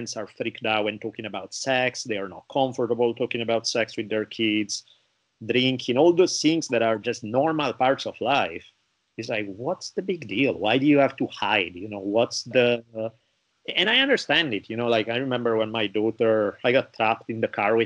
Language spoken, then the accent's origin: English; Italy; growing up in Italy